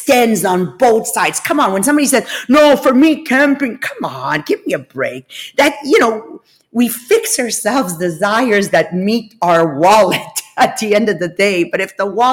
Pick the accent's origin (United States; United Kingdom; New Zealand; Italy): Italy; moved away; I'm from Italian origins. Actually, I'm actually born in Italy.